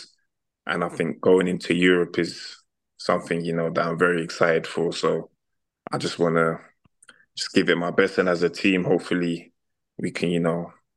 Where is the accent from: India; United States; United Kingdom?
United Kingdom; London; moved away as an adult; now in Vila Nova de Gaia, Portugal; we're from London